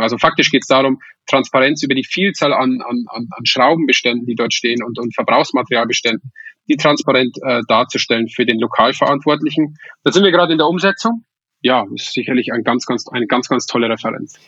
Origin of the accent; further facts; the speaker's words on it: Weiden in der Oberpfalz, Bavaria, Germany; moved away; ich komme ursprünglich aus Weiden